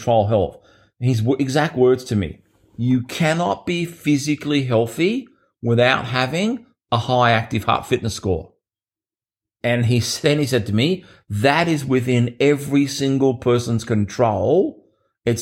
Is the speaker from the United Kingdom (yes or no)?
no; Australia; my hometown that I grew up in here in Australia, which only had about 4,000 people